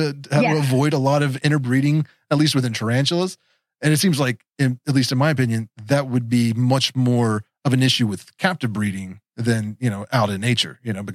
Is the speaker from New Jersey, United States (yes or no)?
no; West Virginia, United States; I am from West Virginia